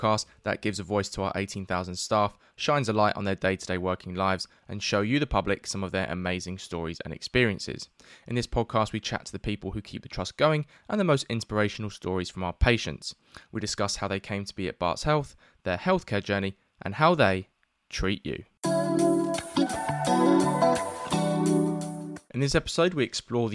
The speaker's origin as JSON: {"language": "English", "region": "London", "country": "United Kingdom", "tie": "born or raised there", "said": "I'm an East London resident myself. I was born and bred here."}